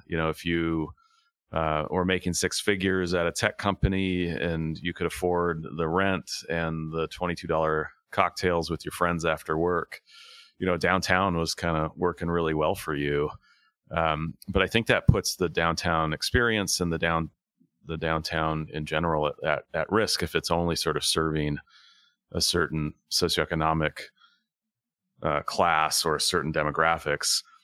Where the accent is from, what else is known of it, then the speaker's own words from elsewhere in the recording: Tacoma, Washington, United States; also born or lived in Buffalo, New York, United States; I grew up in Tacoma